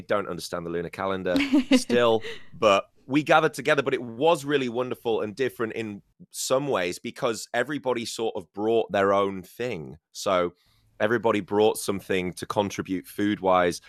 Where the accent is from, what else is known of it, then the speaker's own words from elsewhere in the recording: Scarborough, Yorkshire and the Humber, United Kingdom; moved away; in my hometown of Scarborough